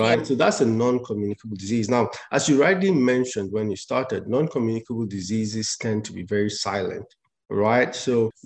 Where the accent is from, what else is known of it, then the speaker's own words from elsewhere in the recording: Northwest Region, Cameroon; moved away as an adult; also born or lived in Yaoundé, Cameroon; now in United States; I hail from the Northwest Province in Cameroon